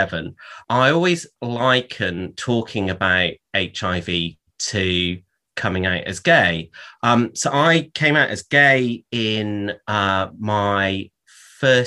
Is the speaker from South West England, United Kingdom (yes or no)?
yes; Somerset, South West England, United Kingdom; I grew up in Somerset